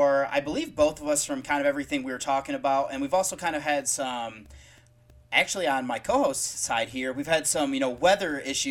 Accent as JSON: {"language": "English", "region": "Michigan", "country": "United States", "moved": "yes", "lives_now": "Columbus, United States", "said": "I'm originally from Michigan and now I currently live in Columbus, Ohio"}